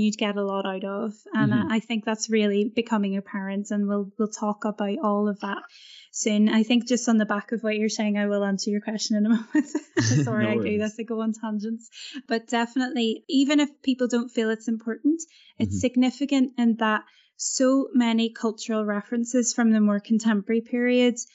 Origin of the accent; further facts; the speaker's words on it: Belfast, Northern Ireland, United Kingdom; Cinema is quite a big deal in Northern Ireland, where I come from. And I grew up in Belfast